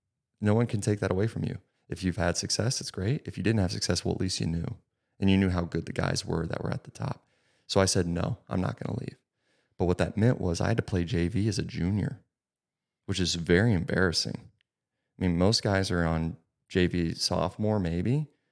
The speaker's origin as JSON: {"language": "English", "town": "Indianapolis", "region": "Indiana", "country": "United States", "tie": "born or raised there", "said": "So this was the type of ecosystem that I was growing up in Indianapolis."}